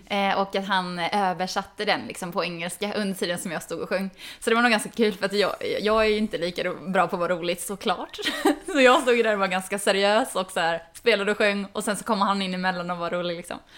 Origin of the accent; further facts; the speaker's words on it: Falköping, Västra Götaland, Sweden; accent: västdialekt, västgötska; Jag är inte från Göteborg, men jag är från Falköping.